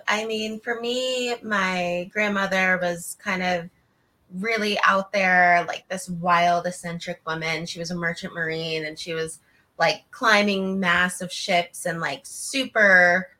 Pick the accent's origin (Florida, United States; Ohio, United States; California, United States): California, United States; Newport Beach; also born or lived in San Francisco; So I grew up in Newport.